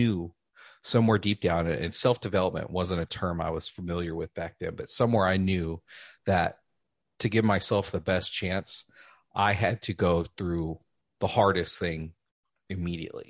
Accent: Lubbock, Texas, United States; moved away as an adult; also born or lived in San Diego; now in San Antonio, United States; End up moving back with my new wife to my hometown of Lubbock

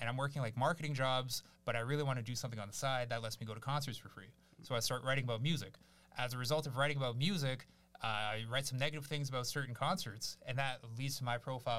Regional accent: Barrie, Ontario, Canada; born or raised there; also born or lived in Kyiv, Ukraine / Victoria Park, Toronto

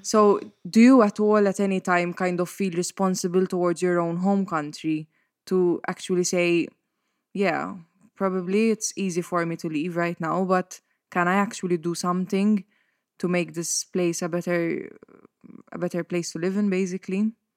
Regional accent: Mosta, Malta; when I stay at my parents' house in Mosta, which is my hometown, and also the house that I grew up

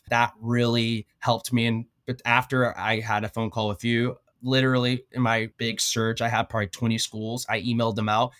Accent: Odessa, Texas, United States; moved away; also born or lived in Oklahoma; Born and raised in Odessa, Texas

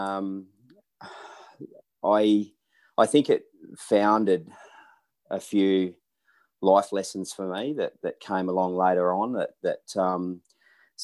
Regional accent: middle of Western Australia, Australia; also born or lived in Naracoorte/Bordertown area, South Australia / Adelaide, South Australia / Perth, Western Australia; draw a pinpoint in the middle of WA, and that was pretty close to where I grew up or finished schooling

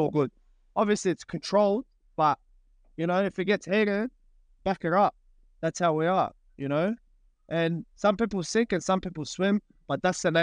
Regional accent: Australia; I was born here

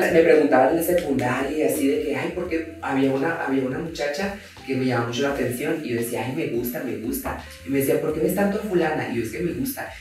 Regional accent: Mazatlán, Sinaloa, Mexico; now in Mexico City, Mexico; yo vengo de Mazatlán y vengo de una casa que está sin enjarrar, hasta la fecha está sin enjarrar.

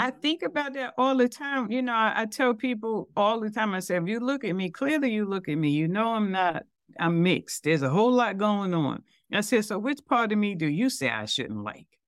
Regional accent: New York City, New York, United States; I'm from Brooklyn

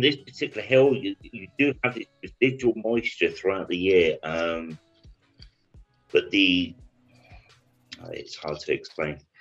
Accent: United Kingdom; I'm British

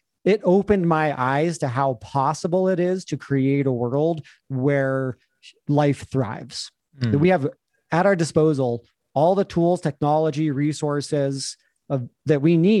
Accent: Taos, New Mexico, United States; moved away as an adult; also born or lived in Albuquerque, New Mexico / New York; I grew up in Taos, New Mexico.

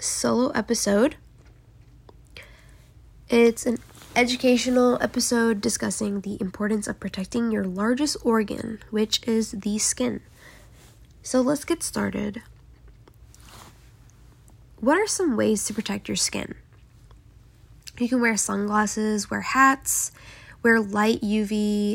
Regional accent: South Korea; moved away; growing up in South Korea.

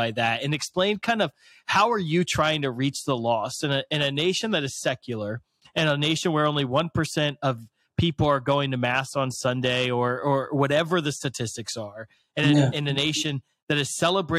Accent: United States; if I'm an American conservative Catholic

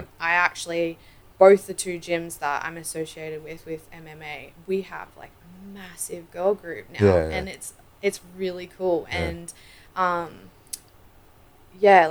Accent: Australia; I'm Australian

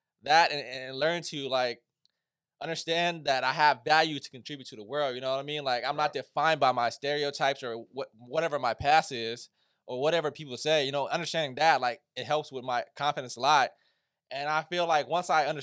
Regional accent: United States; as an Asian man, you know, growing up in America

